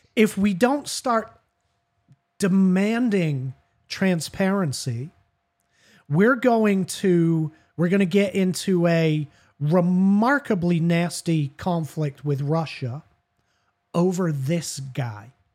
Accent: United Kingdom; me as a British guy.

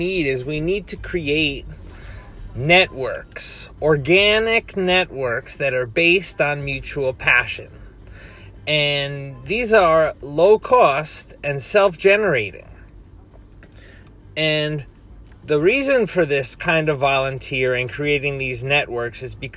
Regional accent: Hurleyville, New York, United States; moved away as an adult; now in Japan; my university in my hometown in New York, SUNY Sullivan, it's called, because I live in Sullivan County, Hurleyville, New York.

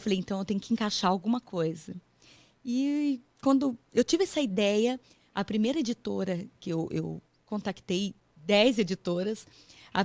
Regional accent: Paraná, Brazil; moved away as an adult; also born or lived in São Paulo state, Brazil; now in United States; eu sou meio paranaense e meio paulista. Hum. É, porque eu nasci no estado de São Paulo, pessoal, mas eu morei muito tempo no Paraná.

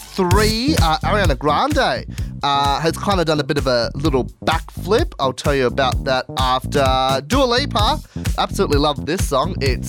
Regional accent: Sydney, New South Wales, Australia; also born or lived in Cairns; now in Central Coast, Australia; I was born in Sydney, so I grew up here for like the first 9 years.

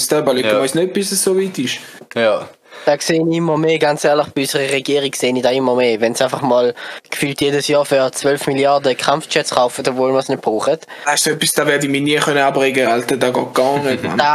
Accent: Switzerland; nein, ich zahle keinen Rappen mehr fürs Benzin, weil ich bin Schweizer, ich bin geizig.

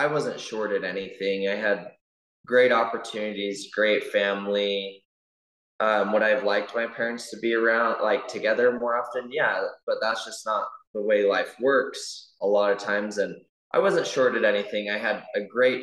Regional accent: American Fork, Utah, United States; I grew up in American Fork

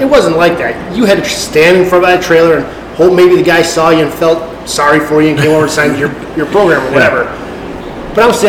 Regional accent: Wisconsin, United States; moved away as an adult; I grew up in Wisconsin. Yeah. Lived there for 40 years. You know, that's Midwest.

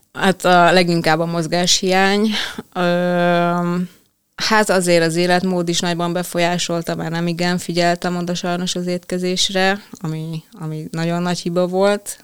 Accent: Veszprém, Veszprém County, Hungary; amikor már ugye kellett gondolkozni, hogy mi legyen a szakma, vagy egyáltalán hova tovább, akkor itt Veszprémben

